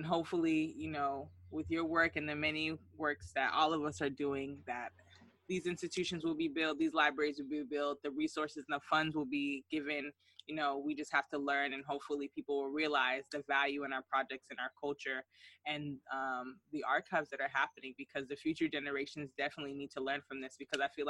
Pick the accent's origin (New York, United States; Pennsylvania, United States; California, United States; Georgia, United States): Georgia, United States; I grew up in Georgia.